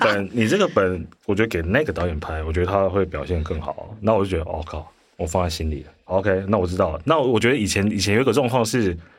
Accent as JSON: {"language": "Chinese", "town": "Hualien", "region": "Hualien County", "country": "Taiwan", "tie": "born or raised there", "also_born_or_lived": "Taipei", "moved": "yes", "said": "我以前在花莲，我是花莲人，然后嗯。花莲以前乡下嘛，那虽然是已经是九零年代，九六，九七年"}